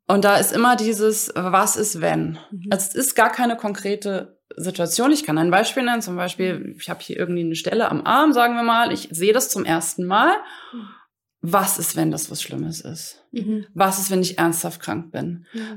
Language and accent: German; Hamburg, Germany; moved away as an adult; also born or lived in Rhein-Main area / Frankfurt; now in Langen, Germany; ich komme ursprünglich aus Hamburg, aber lebe jetzt seit, oh Mann, 15